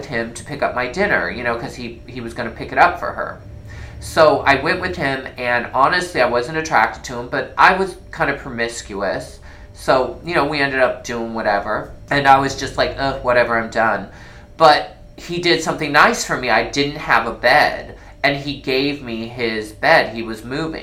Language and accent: English; Iowa, United States; moved away; also born or lived in San Francisco; I'm from Iowa